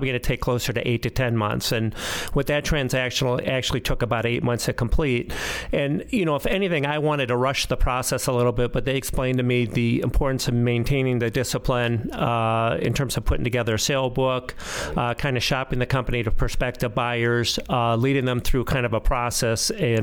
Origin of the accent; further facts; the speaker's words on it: Midwest, United States; I grew up in the Midwest